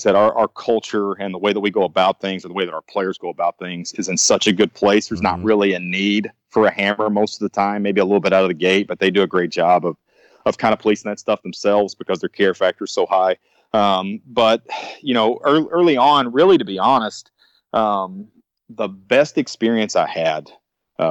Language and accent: English; Northeast Arkansas, United States; I'm actually from Northeast Arkansas